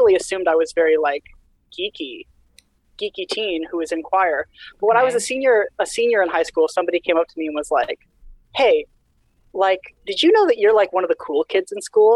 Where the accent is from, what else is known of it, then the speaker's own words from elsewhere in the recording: Utah, United States; moved away as an adult; now in Burlington, United States; I went to high school in Utah. I grew up in Utah. That's my entire young pre-18 experience was all in Utah